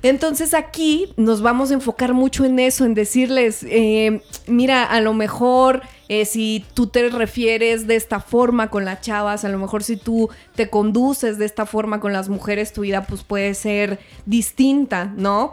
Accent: Parral, Chihuahua, Mexico; moved away; yo soy mexicana y yo soy de provincia, soy de Parral, Chihuahua

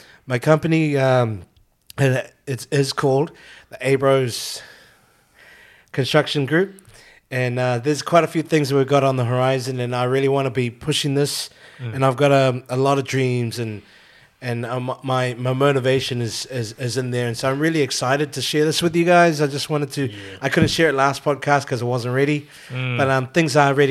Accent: New Zealand; now in Australia; I'm actually Filipino. I know, I don't sound Filipino. But Filipino. I was raised in New Zealand. My parents are from Philippines

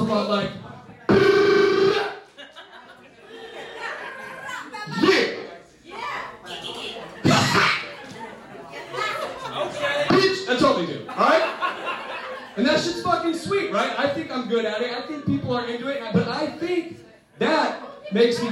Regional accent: Antioch, California, United States; I grew up in Antioch

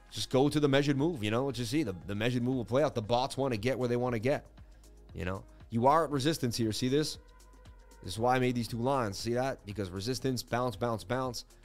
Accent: Boston, Massachusetts, United States; I grew up in Boston. I know everything about Boston.

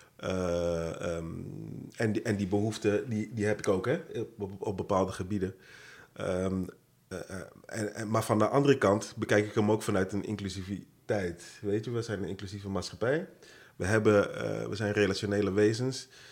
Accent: Rotterdam, South Holland, Netherlands; Geboren getogen in een van de mooiste steden van, van het land, zeg ik heel trots, Rotterdam.

